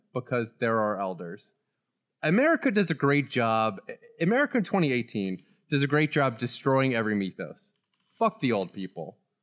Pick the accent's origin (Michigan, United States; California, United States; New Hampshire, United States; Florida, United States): Florida, United States; Growing up in Florida